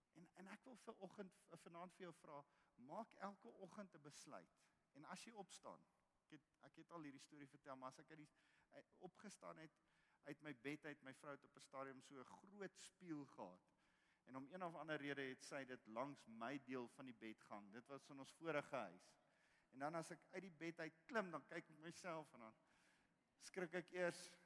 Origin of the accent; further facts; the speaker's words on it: South Africa; ons roep Afrikaner Ons is die enigste nasie in Afrika wat Afrika geroep word